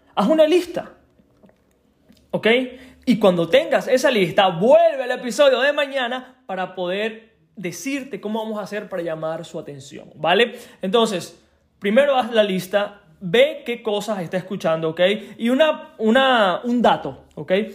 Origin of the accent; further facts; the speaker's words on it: Venezuela; moved away; mi país de origen, Venezuela